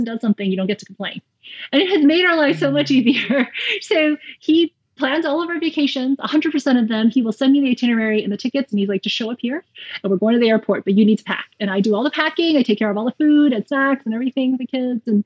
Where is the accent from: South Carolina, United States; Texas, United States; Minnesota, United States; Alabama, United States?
South Carolina, United States; moved away as an adult; also born or lived in Raleigh, North Carolina; I grew up in South Carolina, and about 5 hours away, I went to Duke